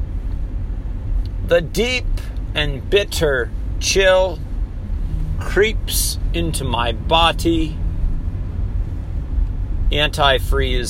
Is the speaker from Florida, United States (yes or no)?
no; Minnesota, United States; also born or lived in Hawaii; I was born and raised in Minnesota